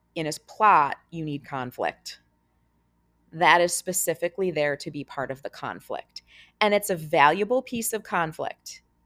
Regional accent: United States; as an American fan

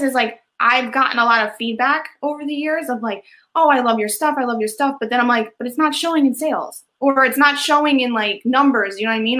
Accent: Edison, New Jersey, United States; I'm actually from Edison, New Jersey. I'm from the same town.

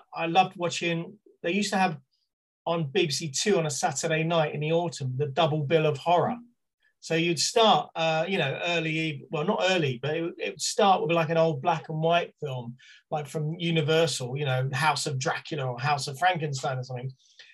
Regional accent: Slough, South East England, United Kingdom; I was born in Slough on a council estate in 1969

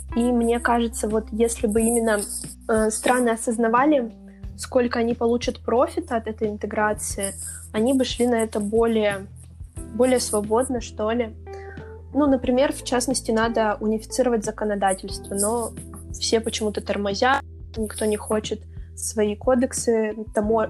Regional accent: Siberia, Russia; я россиянка, там, я сибирячка

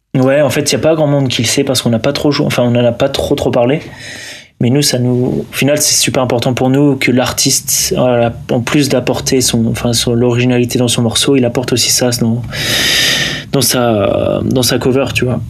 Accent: Lille, Hauts-de-France, France; moi je viens du nord. Je viens de Lille.

